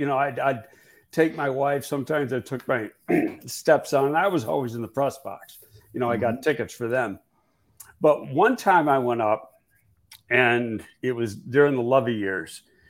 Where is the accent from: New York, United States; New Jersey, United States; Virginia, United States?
New York, United States; I came from New York and we didn't have a specific chief rival.